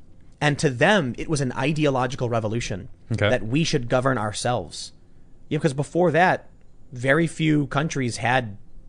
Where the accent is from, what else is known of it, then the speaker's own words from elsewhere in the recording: Chicago, Illinois, United States; And I'm from Chicago.